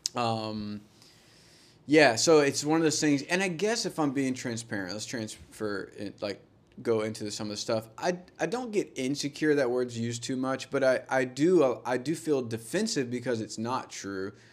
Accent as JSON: {"language": "English", "region": "Georgia", "country": "United States", "tie": "born or raised there", "said": "we both grew up in Georgia together."}